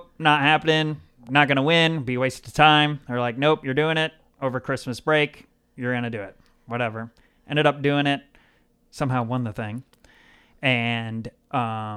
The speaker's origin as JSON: {"language": "English", "town": "Howells", "region": "Nebraska", "country": "United States", "tie": "born or raised there", "also_born_or_lived": "West Point, Nebraska", "said": "I was born in West Point, Nebraska. My family, mom and dad, had a little farm out in the country near Howells, Nebraska"}